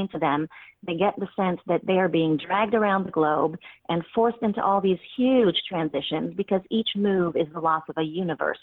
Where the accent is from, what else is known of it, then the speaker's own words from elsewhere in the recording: France; moved away; my home country, in Paris